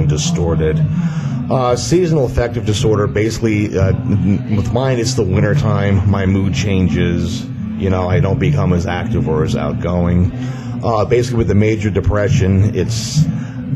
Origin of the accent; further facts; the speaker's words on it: Mechanicsville, Pennsylvania, United States; now in Pottsville, United States; I was born and raised in Mechanicsville, currently live here in Pottsville.